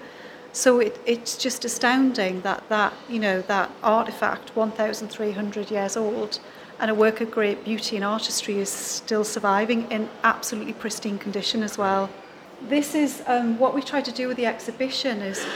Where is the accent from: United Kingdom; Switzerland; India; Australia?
United Kingdom; Newcastle upon Tyne, North East England; I'm a Geordie